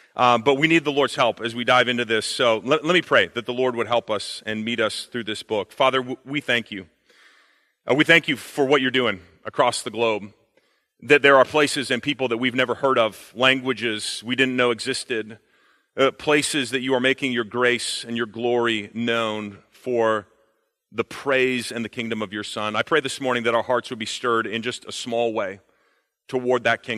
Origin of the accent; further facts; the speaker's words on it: Canada; also born or lived in China; fun fact about me, also Canadian, but my wife has influenced me, so you don't hear it as much in my accent.